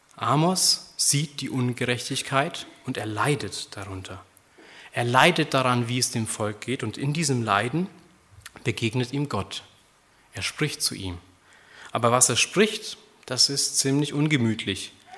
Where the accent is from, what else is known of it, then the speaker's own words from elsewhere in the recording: Germany; Wir sind als Deutsche